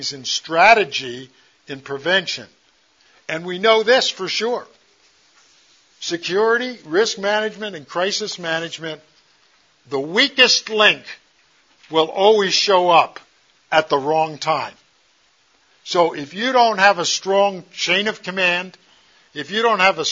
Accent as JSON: {"language": "English", "country": "United States", "said": "I'm an American"}